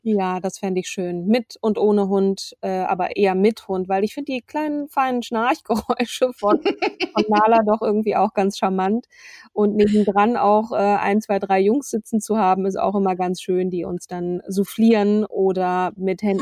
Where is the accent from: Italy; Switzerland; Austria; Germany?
Germany; Schleswig-Holstein; in Schleswig-Holstein geboren, aber ich fühle mich als Schleswig-Holsteinerin.